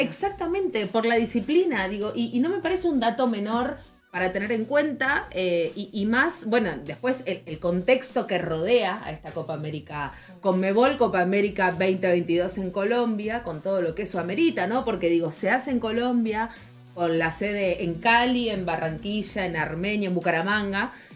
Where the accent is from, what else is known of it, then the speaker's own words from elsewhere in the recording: Argentina; somos periodistas argentinas